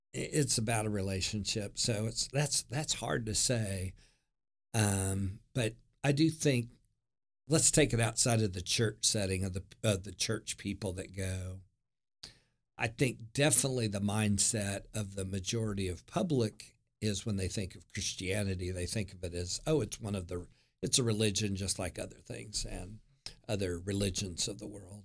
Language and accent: English; Norman, Oklahoma, United States; born and raised in Norman, Oklahoma